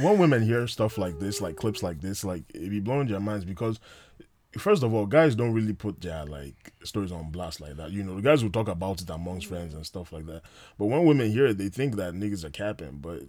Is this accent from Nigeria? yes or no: yes; Nigeria; I'm a Nigerian man